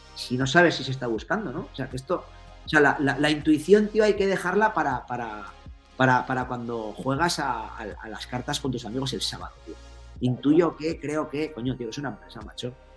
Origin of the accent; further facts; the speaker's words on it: Navarre, Spain; soy navarro